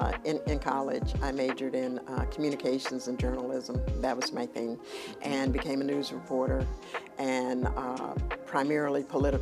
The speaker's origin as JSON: {"language": "English", "town": "Atlanta", "region": "Georgia", "country": "United States", "tie": "born or raised there", "also_born_or_lived": "Pennsylvania", "said": "my dad moved my mom and I here when I was like 5 years old."}